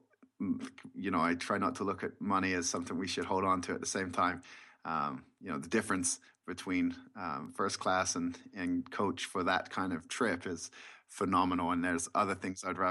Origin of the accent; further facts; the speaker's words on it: England, United Kingdom; now in United States; I grew up in England, and I grew up playing the sport of basketball.